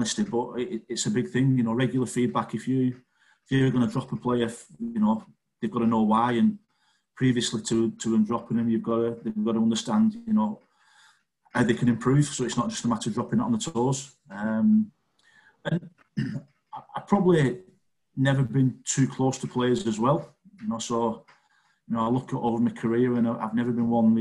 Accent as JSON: {"language": "English", "town": "Wigan", "region": "North West England", "country": "United Kingdom", "tie": "born or raised there", "said": "I'm not Scottish, I'm English. No Scottish in me. I've got Irish grandparents, born in Wigan, and I'm English."}